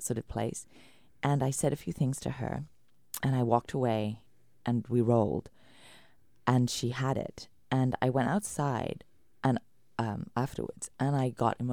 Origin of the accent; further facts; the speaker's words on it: United Kingdom; moved away; as a British woman coming from the rain